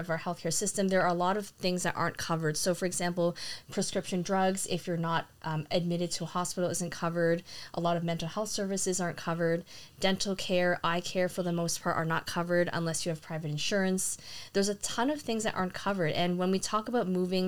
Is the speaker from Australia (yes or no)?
no; Canada; as a Canadian